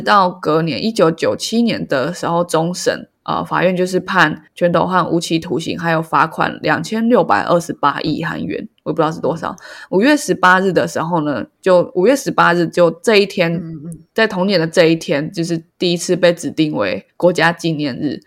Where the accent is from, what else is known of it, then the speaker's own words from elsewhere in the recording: Taiwan; 身为一个台湾人